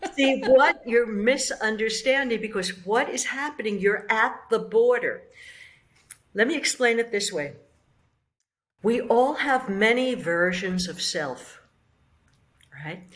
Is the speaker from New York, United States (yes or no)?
yes; New York City, New York, United States; I'm from the Bronx